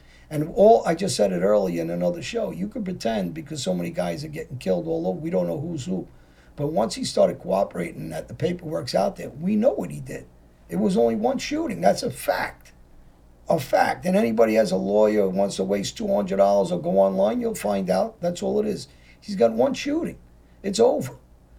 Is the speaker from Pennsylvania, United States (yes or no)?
yes; Philadelphia, Pennsylvania, United States; the guys I grew up with in Philly, guys that know me